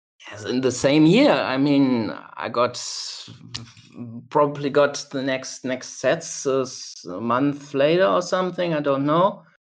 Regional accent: Germany; English is a second language; Well, I'm from Germany. I'm based in Cologne, Germany. That's in the west of Germany.

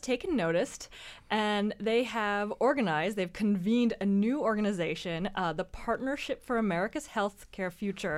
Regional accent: Georgia, United States; my home state of Georgia

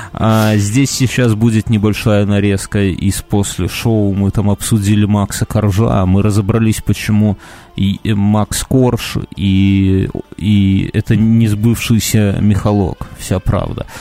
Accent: Belarus

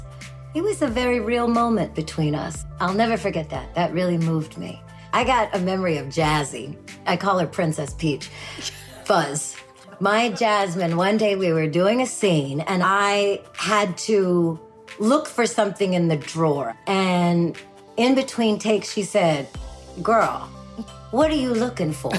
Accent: Saskatchewan, Canada; I am from Saskatchewan, Canada

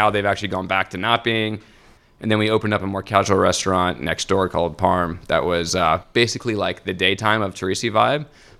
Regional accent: Palm Harbor, Florida, United States; I grew up in Palm Harbor area.

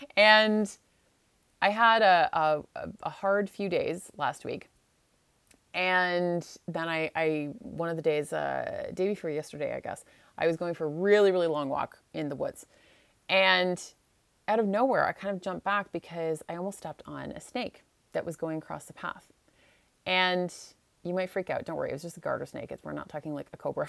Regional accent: Canada; I'm from Canada

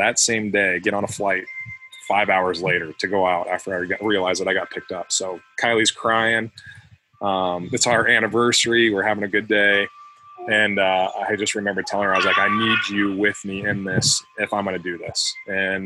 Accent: Williamsburg, Iowa, United States; also born or lived in Los Angeles area, California; We grew up in Williamsburg, so we've always wanted to settle down here

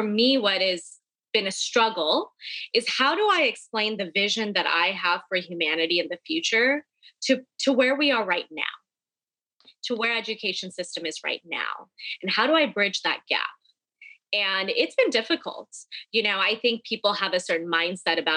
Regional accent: United States; I grew up in an Indian American community, and being Indian was what I was very attached

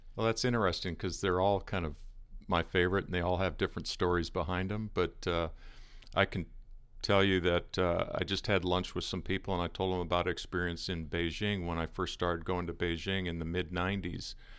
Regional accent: Seattle, Washington, United States; moved away as an adult; also born or lived in Arizona; living in the Northwest. I'm from the Seattle area originally

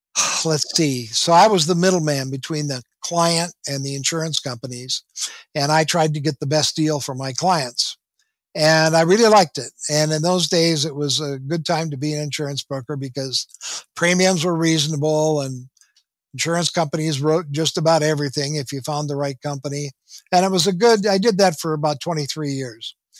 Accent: southwestern Minnesota, United States; moved away as an adult; now in Southern California, United States; I grew up in Minnesota, in a little town in southwestern Minnesota

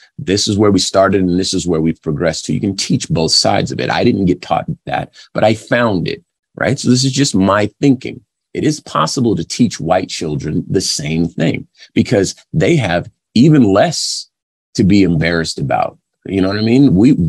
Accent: California, United States; I'm from California

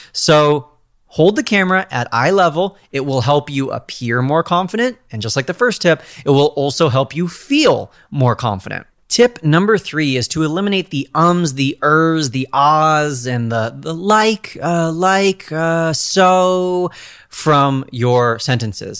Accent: California, United States; I'm a Californian

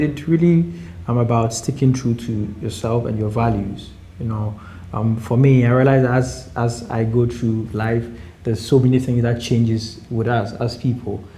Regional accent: Accra, Greater Accra, Ghana; also born or lived in eastern Ghana; I was born and raised in Accra.

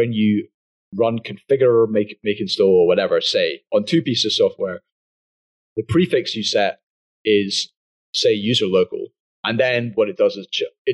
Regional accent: United Kingdom; I'm British

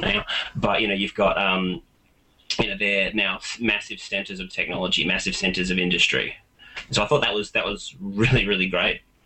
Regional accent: Australia; I am an Australian

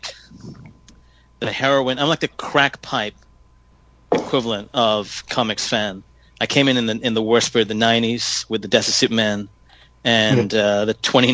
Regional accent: Hong Kong; I grew up in Hong Kong.

